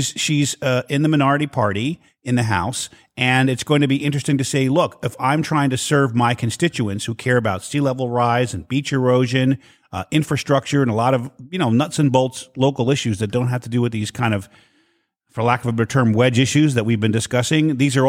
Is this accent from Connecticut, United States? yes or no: no; the New York area, United States; my background for listeners, I grew up in the New York area